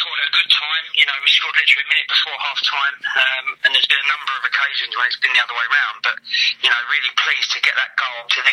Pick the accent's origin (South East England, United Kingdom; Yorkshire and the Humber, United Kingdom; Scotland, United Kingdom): South East England, United Kingdom; Medway; I'm originally from Medway